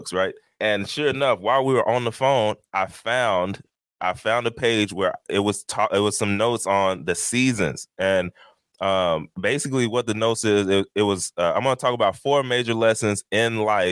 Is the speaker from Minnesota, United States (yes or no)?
no; Texas, United States; now in New Jersey, United States; I'm from Texas